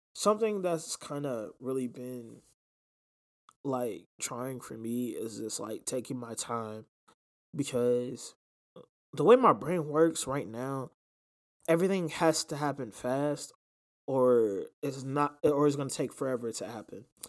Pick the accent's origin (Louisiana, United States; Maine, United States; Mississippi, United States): Louisiana, United States; New Orleans; New Orleans, um, which is, you know, my hometown